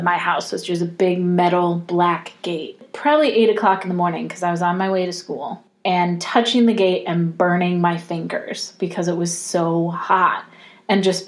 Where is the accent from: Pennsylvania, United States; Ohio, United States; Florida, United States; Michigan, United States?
Florida, United States; I grew up in the South, where it's humid mm-hmm. all the time. Like, I grew up in Florida, mostly